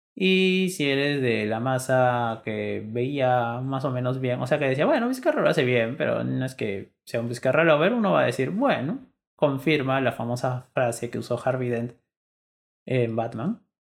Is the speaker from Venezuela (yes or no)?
no; Peru; somos peruanos congresistas